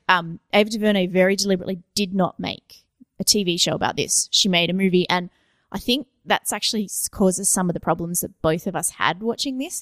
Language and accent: English; Australia; I'm Australian